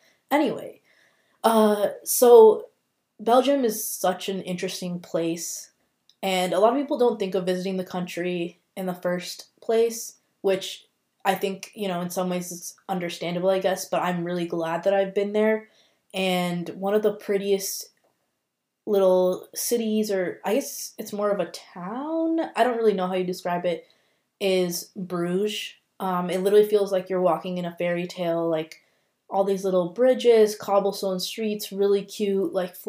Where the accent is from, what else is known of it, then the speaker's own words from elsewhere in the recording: India; obviously I'm biased because I'm Indian